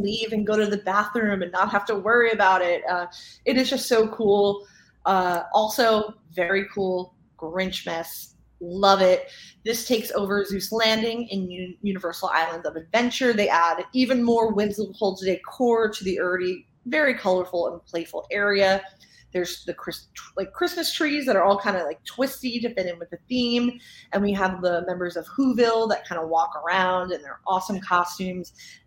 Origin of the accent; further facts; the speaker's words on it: Northeast, United States; moved away; we're from Northeast.